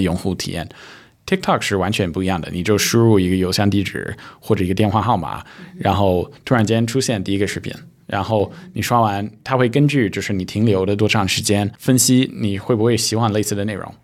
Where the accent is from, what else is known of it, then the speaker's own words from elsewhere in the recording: Silicon Valley, California, United States; now in China; 其实我之前小时候在硅谷